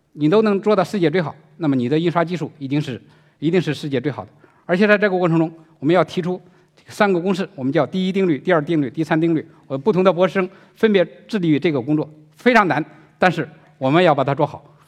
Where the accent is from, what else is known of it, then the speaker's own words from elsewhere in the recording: China; 我们中国人